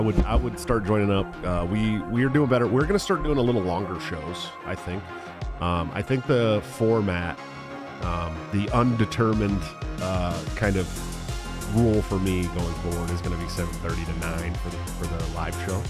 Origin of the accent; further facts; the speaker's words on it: Bay Area, California, United States; moved away; I'm from the Bay Area, right? Born and raised in California, Bay Area